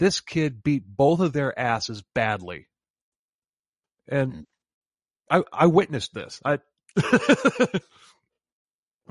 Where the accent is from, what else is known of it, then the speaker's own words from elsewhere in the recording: Florida, United States; we're from Florida.